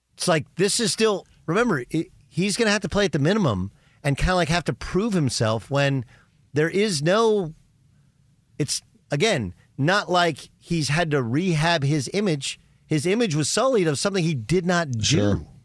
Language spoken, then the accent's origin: English; Orange County, Southern California, United States; We're both originally from Southern California, from Orange County